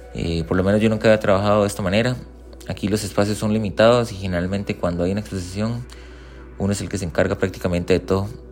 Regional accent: Costa Rica; soy artista visual costarricense

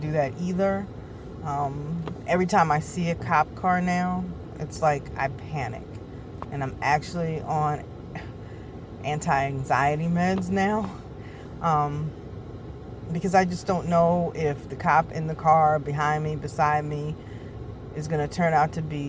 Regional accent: United States; I was born here, so I am American.

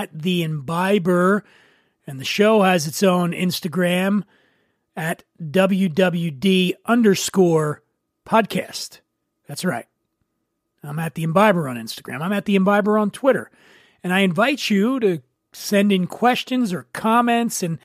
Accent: Philadelphia, Pennsylvania, United States; moved away; Philadelphia, Pennsylvania, my hometown.

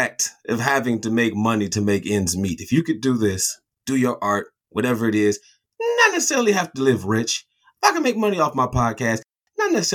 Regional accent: Michigan, United States; we're from Michigan.

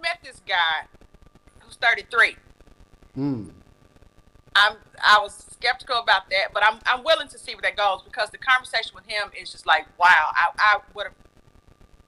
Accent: Mississippi, United States; accent: southern; I'm from Mississippi.

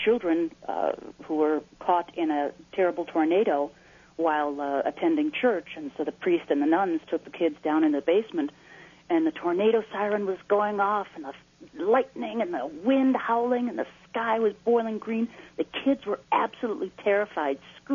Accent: Naperville, Illinois, United States; growing up in Naperville

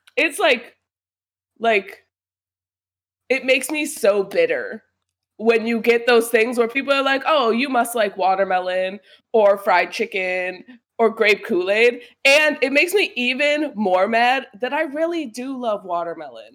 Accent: United States; growing up in America

